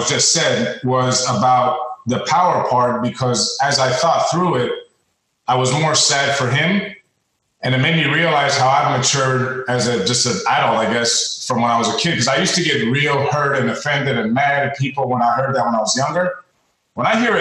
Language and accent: English; Washington, District of Columbia, United States; moved away as an adult; also born or lived in Australia; now in Florida, United States; I'm from Washington, D.C., where it was more white and black when I grew up